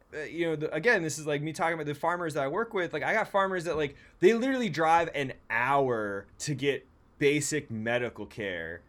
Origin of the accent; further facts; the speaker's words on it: San Francisco, California, United States; I'm from San Francisco.